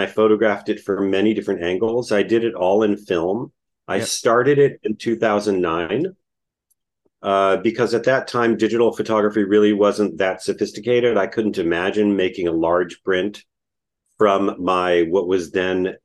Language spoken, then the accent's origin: English; Israel; moved away; I grew up in Israel in the 1970s